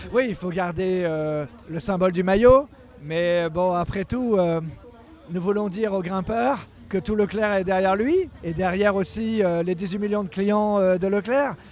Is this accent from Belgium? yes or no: no; Brittany, France; chez moi en Bretagne